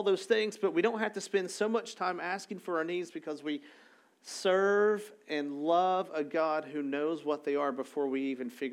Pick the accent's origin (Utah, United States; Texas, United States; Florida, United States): Texas, United States; Arlington; I'm from Arlington